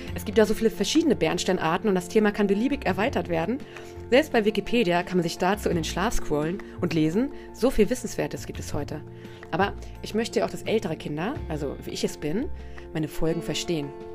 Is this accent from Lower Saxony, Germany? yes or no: yes; Braunschweig, Lower Saxony, Germany; Ich komme ja aus Braunschweig